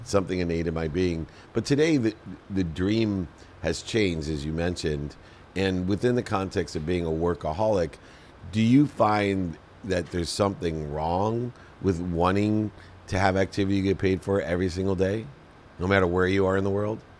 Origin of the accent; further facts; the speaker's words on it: Akron, Ohio, United States; I grew up in Akron, Ohio, with a single mom, six kids